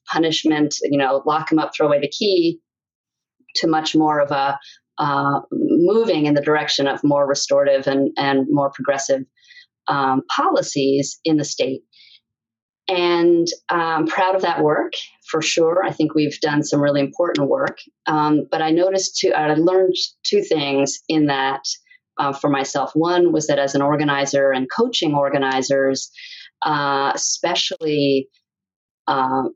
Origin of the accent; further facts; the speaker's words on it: New York City, New York, United States; I grew up in New York City